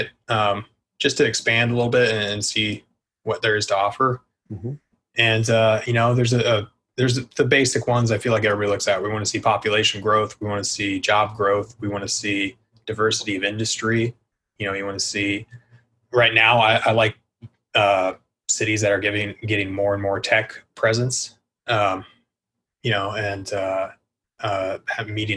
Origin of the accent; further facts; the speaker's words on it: Denver, Colorado, United States; moved away as an adult; now in Austin, United States; I'm from Denver